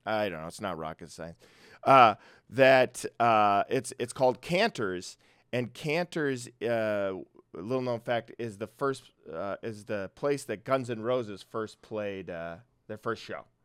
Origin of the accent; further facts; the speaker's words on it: Brooklyn Park, Minnesota, United States; I'm from Minnesota, Brooklyn Park, uh, The, it's a small town in the northwest suburbs of Minnesota